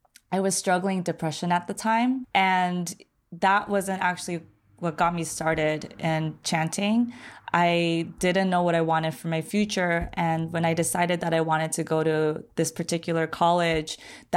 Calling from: Long Beach, California, United States; I am 30 years old. I'm calling from Long Beach, California

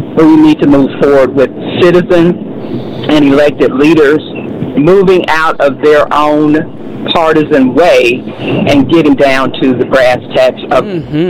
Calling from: Fulton, Arkansas, United States; I'm calling from Fulton in Hempstead County

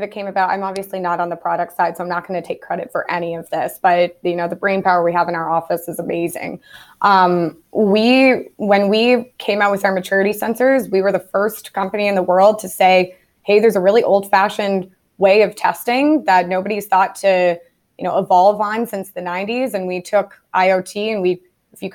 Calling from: Ottawa, Ontario, Canada; I'm calling in from Ottawa, Canada, Geotech Scientific's headquarters here.

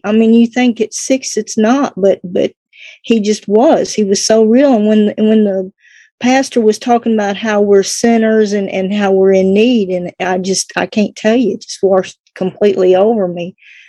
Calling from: Kentucky, United States; From Kentucky, the very tip of Kentucky and Tennessee borderline.

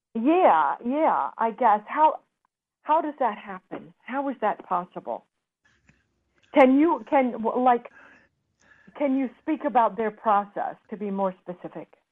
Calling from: Los Angeles, California, United States; I'm calling from

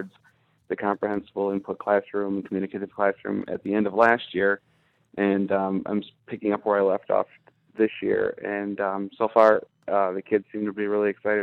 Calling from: Howell, Michigan, United States; I'm calling from just east of you guys, Howell.

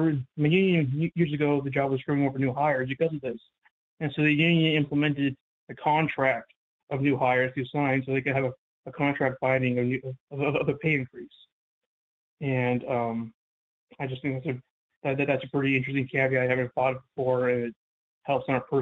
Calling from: St. Louis, Missouri, United States; from St. Louis. Out of Progressive Law 41.

